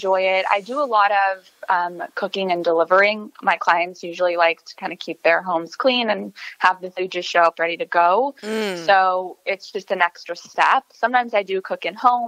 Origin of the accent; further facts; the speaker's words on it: El Paso, Texas, United States; moved away; I'm originally from El Paso, Texas